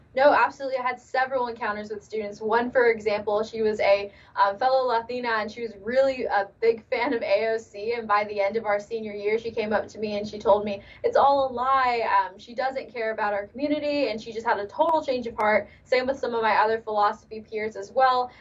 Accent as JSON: {"language": "English", "town": "Los Angeles", "region": "California", "country": "United States", "tie": "born or raised there", "said": "Yes, born and raised in Los Angeles."}